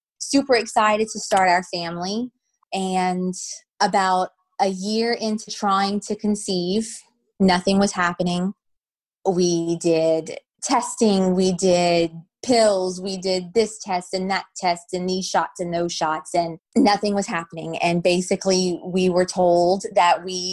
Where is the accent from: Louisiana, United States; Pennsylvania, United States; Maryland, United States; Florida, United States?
Louisiana, United States; I'm from Louisiana, born and raised in Louisiana.